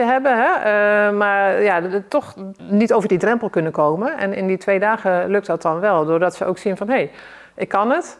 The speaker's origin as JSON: {"language": "Dutch", "region": "South Limburg", "country": "Netherlands", "tie": "born or raised there", "also_born_or_lived": "North Holland", "said": "als jong kind eh, ben ik verhuisd van Noord-Holland naar, naar Zuid-Limburg."}